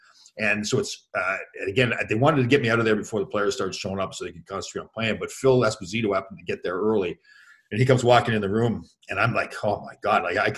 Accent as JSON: {"language": "English", "town": "Toronto", "region": "Ontario", "country": "Canada", "tie": "born or raised there", "said": "Next game was in Toronto the next night, and that was my hometown. So my parents were in the building and everything."}